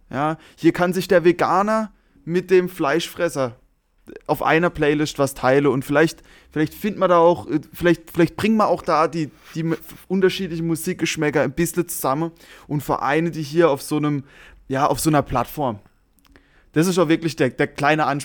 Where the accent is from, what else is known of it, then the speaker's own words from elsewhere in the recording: Germany; vermutlich komme ich natürlich als Deutscher auch so ein bisschen rüber